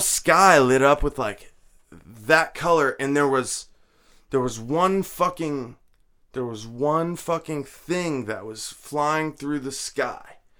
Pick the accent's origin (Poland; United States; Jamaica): United States; New Jersey; moved away as an adult; also born or lived in Laramie, Wyoming / Florida / Washington; I graduated high school in Jersey.